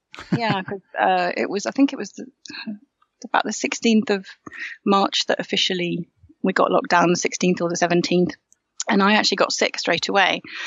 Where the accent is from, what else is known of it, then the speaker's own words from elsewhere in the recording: Yorkshire and the Humber, United Kingdom; moved away as an adult; also born or lived in Normandy, France; now in Paris, France; I'm from Yorkshire. Um, and I moved over to France about half my life ago, so after university